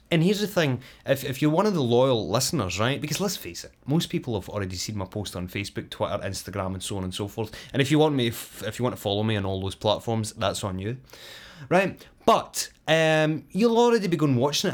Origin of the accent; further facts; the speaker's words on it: Scotland, United Kingdom; she is Scottish, just like me